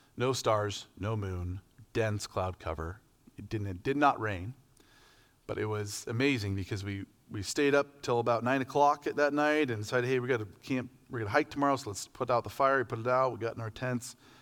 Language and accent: English; Medford, Oregon, United States; I'm from Medford, Oregon, Southern Oregon, way down, like barely, barely across the line from California